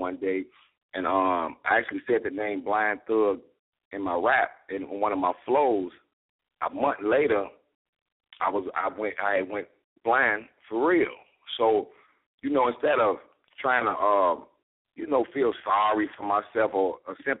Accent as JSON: {"language": "English", "town": "Chicago", "region": "Illinois", "country": "United States", "said": "I'm from Chicago"}